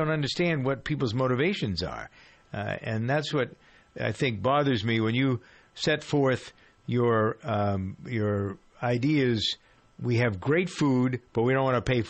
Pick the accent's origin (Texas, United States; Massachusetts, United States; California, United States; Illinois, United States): Massachusetts, United States; Framingham; here in my hometown of Framingham, Massachusetts